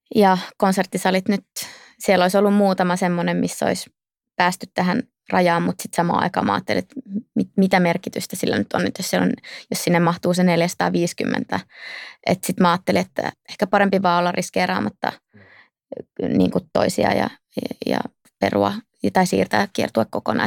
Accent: Outokumpu, North Karelia, Finland; moved away as an adult; also born or lived in Turku; mä oon kasvanut Outokummussa ja käynyt siellä mun koulut

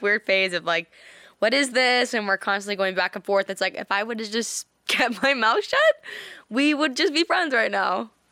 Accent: Canada; In Canada, in my hometown

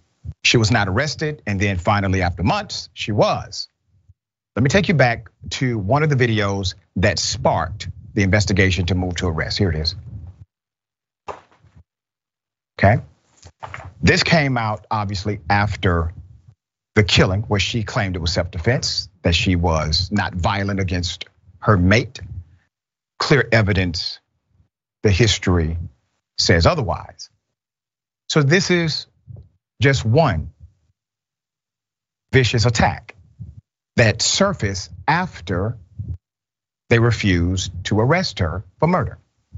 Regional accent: the South, United States; I'm country. I'm from the South, okay?

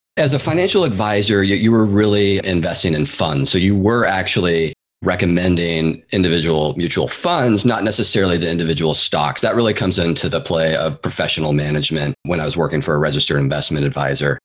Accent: Seattle, Washington, United States; moved away as an adult; now in San Francisco Bay Area, United States; I'm originally from the Pacific Northwest. I grew up in the east side of Seattle, actually. And then I moved down to the Bay Area in 2004, where I've been ever since and still am today

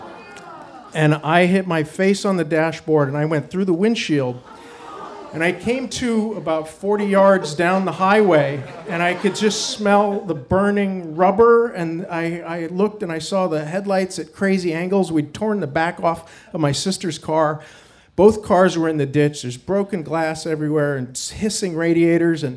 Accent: Wyoming, United States; we grew up in Wyoming and we have this camping thing.

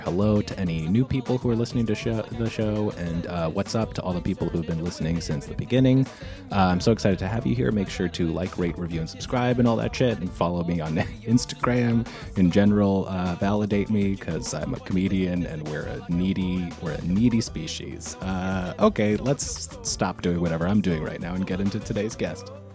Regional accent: Yonkers, New York, United States; I grew up in Yonkers

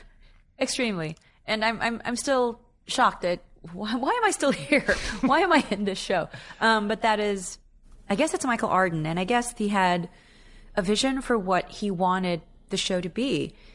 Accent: Philippines; now in New York City, United States; my native tongue

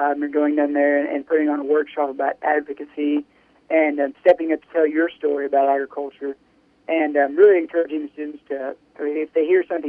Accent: Miller, Missouri, United States; I'm from Miller, Missouri, down in Southwest. I grew up on a beef production farm down there

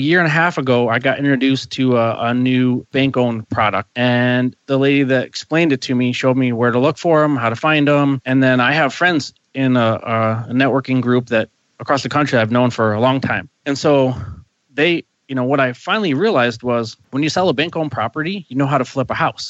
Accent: Northeast Ohio, United States; moved away as an adult; also born or lived in Taos, New Mexico; I grew up in Northeast Ohio, and I left Ohio.

